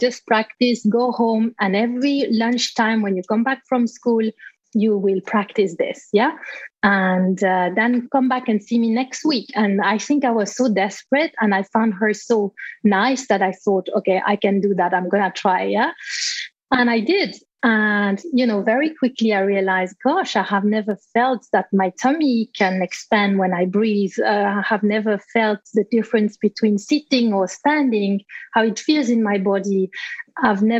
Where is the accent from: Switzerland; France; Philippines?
Switzerland; moved away as an adult; also born or lived in England; I was in Switzerland, my home country